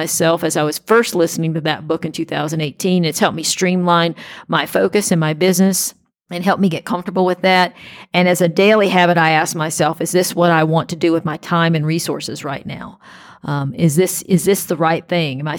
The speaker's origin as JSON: {"language": "English", "region": "South Carolina", "country": "United States", "said": "I'm also from South Carolina"}